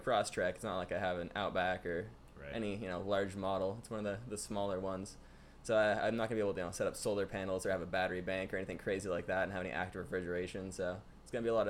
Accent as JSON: {"language": "English", "area": "Ventura County", "region": "California", "country": "United States", "tie": "born or raised there", "said": "here I am in my hometown"}